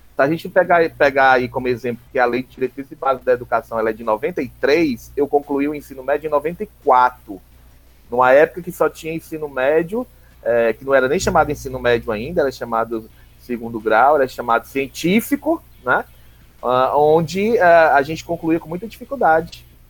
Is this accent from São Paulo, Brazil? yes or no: no; Palmácia, Ceará, Brazil; moved away as an adult; also born or lived in Redenção, Ceará; now in Pacatuba, Brazil; eu passei a minha infância e a minha adolescência em Palmácia